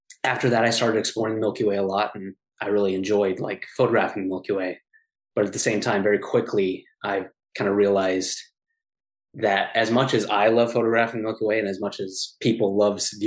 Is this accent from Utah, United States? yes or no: yes; Southern Utah, United States; I'm originally from Southern Utah.